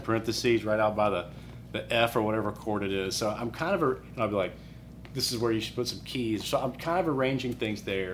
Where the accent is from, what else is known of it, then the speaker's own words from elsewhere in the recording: Birmingham, Alabama, United States; also born or lived in Colorado / Chicago; I'm from Birmingham. Went to high school here